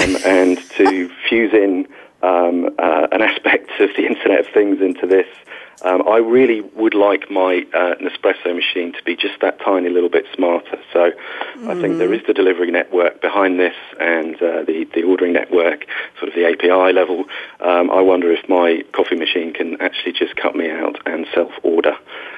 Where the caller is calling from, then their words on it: London, United Kingdom; I'm calling from our offices, which are based in Trafalgar Square, which is a very central point in London. For me, it's evening, so I'm in a slightly different time zone.